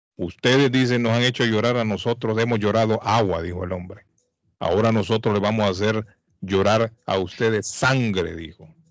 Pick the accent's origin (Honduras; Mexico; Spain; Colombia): Honduras; La Ceiba, Atlántida; now in Boston, United States; mi pueblo